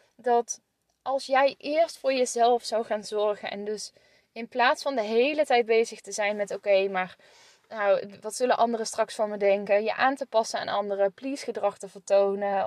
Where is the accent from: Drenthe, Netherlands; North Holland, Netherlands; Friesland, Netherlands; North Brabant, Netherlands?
North Brabant, Netherlands; moved away; also born or lived in northern Netherlands; ik kom uit Brabant. Dus ik zeg, eh, en, en zal ook waarschijnlijk altijd blijven zeggen, ons mam, als ik het heb over mijn moeder. En, en hier in het noorden moeten ze daar nog wel eens aan wennen